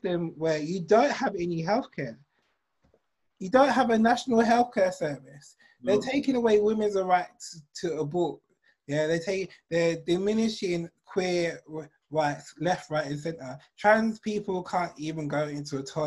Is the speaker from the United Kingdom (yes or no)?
yes; England, United Kingdom; I'm English